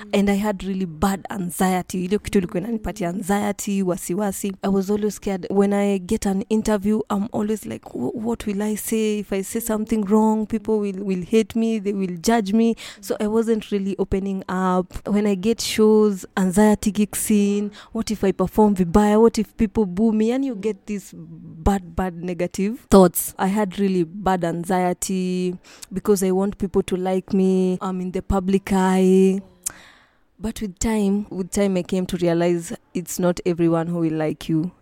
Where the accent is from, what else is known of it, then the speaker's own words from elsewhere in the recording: Nairobi, Kenya; I'm from Nairobi, Kenya. I was born and raised in Kasarani Mwiki